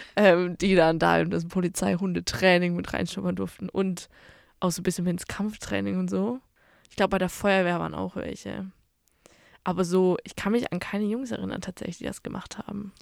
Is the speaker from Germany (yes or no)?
yes; Bavaria, Germany; moved away as an adult; now in Dortmund, Germany; ich komme ja eigentlich aus Bayern